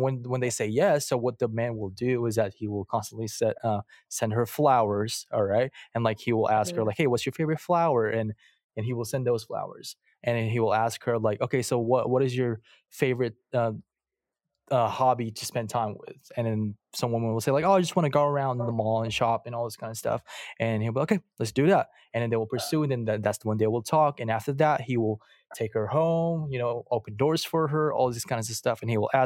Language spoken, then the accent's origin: English; Philippines; moved away; I'm from the Philippines. I was born and raised there